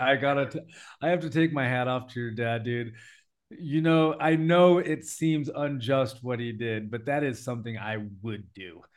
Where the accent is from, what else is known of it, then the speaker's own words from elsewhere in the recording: United States; I come from America